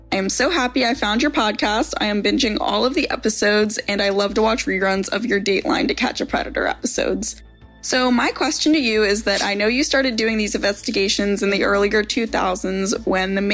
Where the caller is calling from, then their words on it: Pennsylvania, United States; Hi, Chris. … I'm from Pennsylvania.